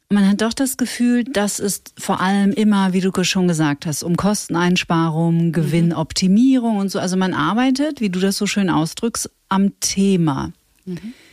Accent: Bad Reichenhall, Bavaria, Germany; born or raised there

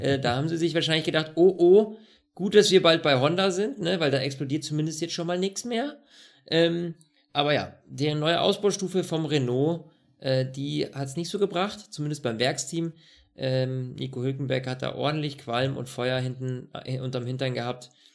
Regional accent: Germany; bei uns in Deutschland

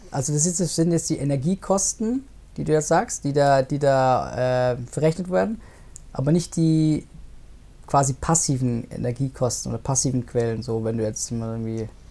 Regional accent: Munich, Bavaria, Germany; ich denke mir als Münchner

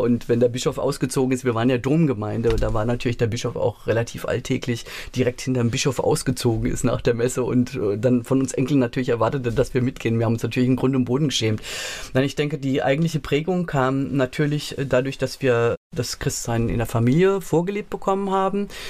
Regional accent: Mainz, Rhineland-Palatinate, Germany; also born or lived in Lower Franconia / Lörzweiler; da bin ich tatsächlich in Mainz im Priesterseminar aufgewachsen

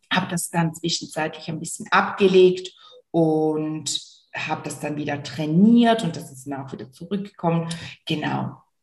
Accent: Switzerland; Und wie du vielleicht hörst, bestimmt hörst du es, komme ich aus der Schweiz, aus der wunder, wunderschönen Schweiz. Und ich habe hier in St. Gallen meine Praxis

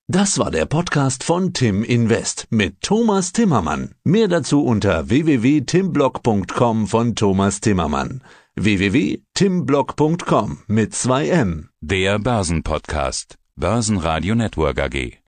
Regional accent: Bavaria, Germany; Das sage ich jetzt als Bayer

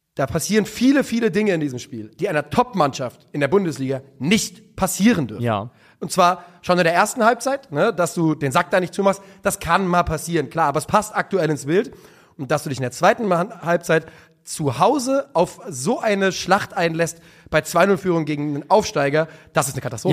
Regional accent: Rhine area, Germany; ich bin ja auch am Rhein aufgewachsen

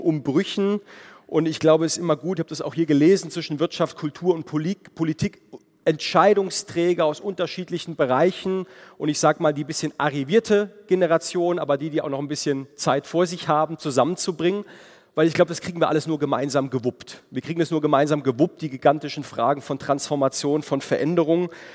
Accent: Heidelberg, Baden-Württemberg, Germany; in meiner Heimatregion Heidelberg

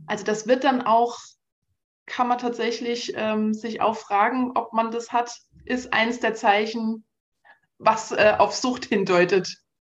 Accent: Saarland, Germany; now in Munich, Germany; ich komme ursprünglich aus dem Saarland

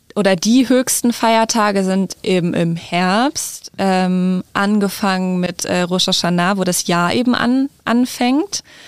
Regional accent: Hanover, Lower Saxony, Germany; Ich komme aus Hannover ursprünglich

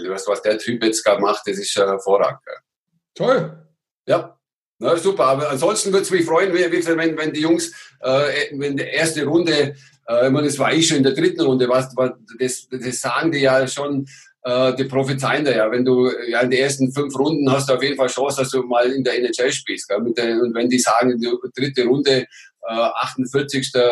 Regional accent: Germany; Und, und ich als Deutscher, auch nicht der Kleinste, wurde natürlich immer herausgefordert.

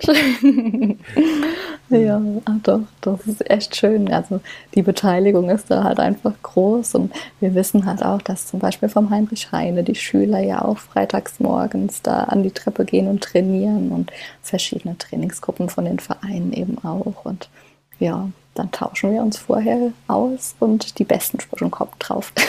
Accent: Kaiserslautern, Rhineland-Palatinate, Germany; moved away as an adult; also born or lived in Stuttgart / Frankfurt; gebürtige Lauterin und ja, lebe hier jetzt mit meinem Mann und meiner Tochter schon jahrelang

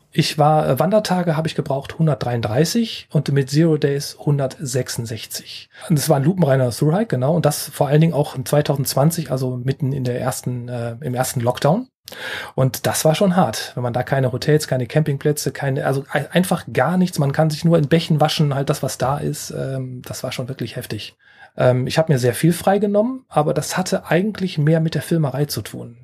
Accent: Rhineland, Germany; als Rheinländer

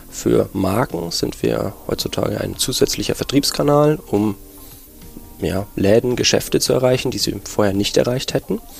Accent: Nuremberg, Bavaria, Germany; now in Berlin, Germany; Ja, ich bin Nürnberger und ja, aber Berlin, die Hauptstadt, hatte man einen großen Reiz ausgemacht für mich

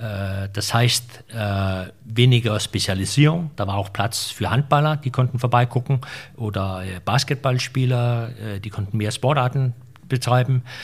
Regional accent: Denmark; wir mittlerweile auch in Dänemark

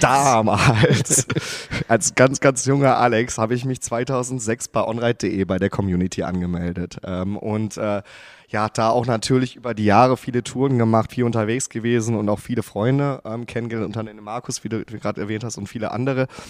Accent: Gelsenkirchen, North Rhine-Westphalia, Germany; moved away as an adult; also born or lived in Wattenscheid; now in Baden-Württemberg, Germany; eigentlich bin ich äh, gebürtiger Gelsenkirchener und komme aus dem wunderschönen Ruhrgebiet

